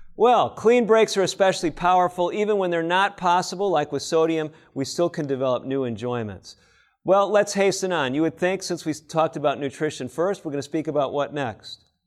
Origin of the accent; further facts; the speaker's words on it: Chicago, Illinois, United States; when I was growing up in Chicago